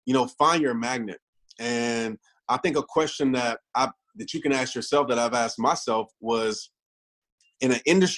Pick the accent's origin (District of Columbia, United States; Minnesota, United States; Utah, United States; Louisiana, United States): Louisiana, United States; Kenner; I grew up in New Orleans, Kenner, Louisiana.